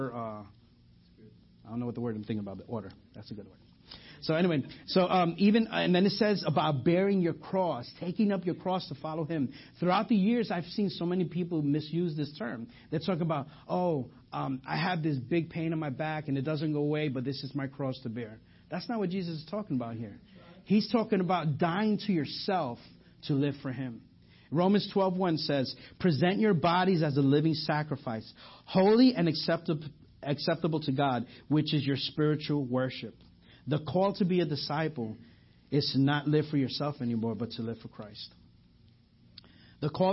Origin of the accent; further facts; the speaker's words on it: New York, United States; accent: New York; now in Garland, United States; I'm from New York. You know, it's not. I'm from. If you didn't hear my accent, let me just say coffee, and then you guys know that from there. So I'm from New York